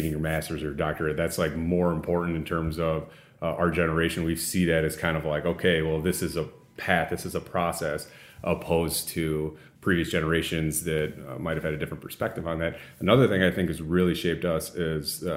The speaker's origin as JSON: {"language": "English", "region": "Illinois", "country": "United States", "tie": "born or raised there", "also_born_or_lived": "Waukesha, Wisconsin / Washington, D.C.", "moved": "as an adult", "lives_now": "Wisconsin, United States", "said": "I grew up in Illinois"}